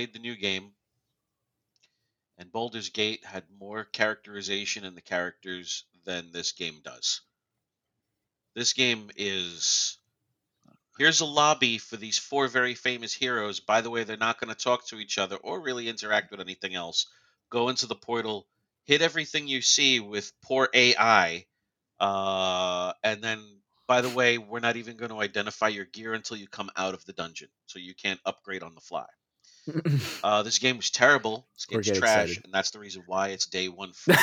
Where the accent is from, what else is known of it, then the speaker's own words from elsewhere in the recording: New York, United States; growing up in New York